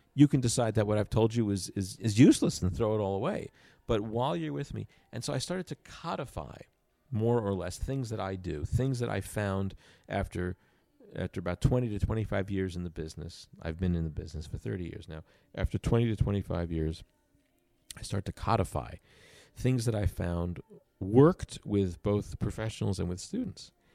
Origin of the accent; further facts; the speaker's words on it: Long Island, New York, United States; I grew up on Long Island, about thirty minutes outside of New York